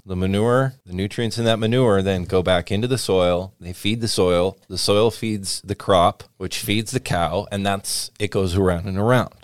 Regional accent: Washington, United States; I grew up around Washington Red Raspberries.

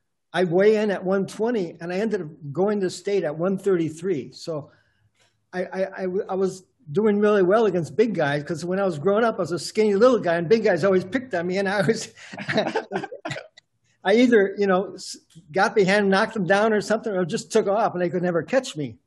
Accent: Milwaukee, Wisconsin, United States; Yeah. Milwaukee, Wisconsin.

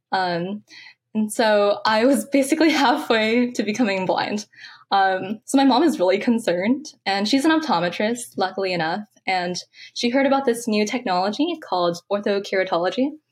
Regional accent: San Francisco, California, United States; I'm from San Francisco, California. Um, I actually grew up really close to Golden Gate Park, actually two blocks away

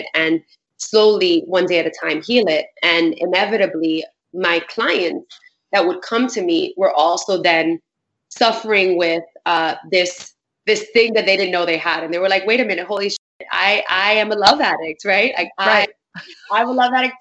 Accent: New York City, New York, United States; I grew up in Bushwick in Brooklyn.

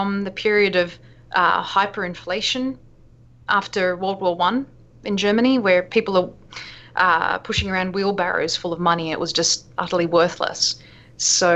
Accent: Sydney, New South Wales, Australia; now in United States; I found growing up in Australia

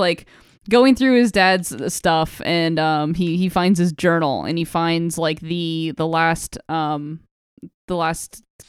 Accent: Philadelphia, Pennsylvania, United States; We're from Killadelphia.

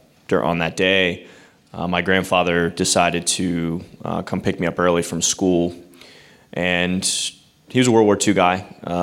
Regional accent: Pittsburgh, Pennsylvania, United States; moved away as an adult; I originally was. I grew up here out in Penn Hills and went to Central Catholic, and so I finally got back to Pittsburgh after 10 years.

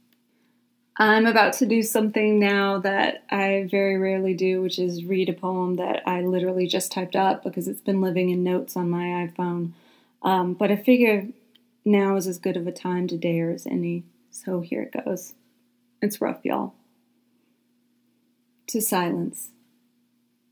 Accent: Deep South, United States; accent: Southern; I am extremely Southern, or at least was born and raised in the Deep South, and I live here now

